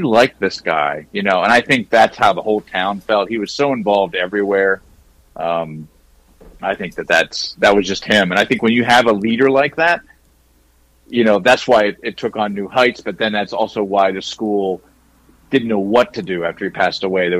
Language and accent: English; Mechanicsburg, Pennsylvania, United States; now in New Jersey, United States; I love my hometown